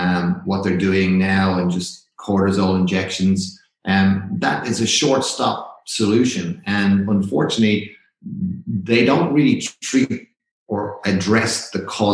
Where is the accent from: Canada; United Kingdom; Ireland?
Ireland; accent: Irish; well, obviously I'm Irish and you can tell by the accent I've still got a little bit of it.